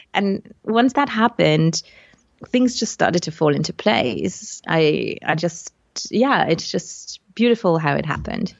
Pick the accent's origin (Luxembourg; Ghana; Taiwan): Luxembourg; English is a second language; also born or lived in United Kingdom; came back to my home country, which is Luxembourg in Europe, to become an English teacher